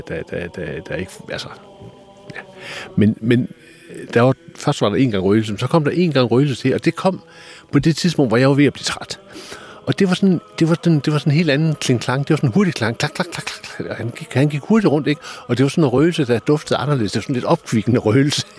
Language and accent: Danish; Denmark; jeg var dansker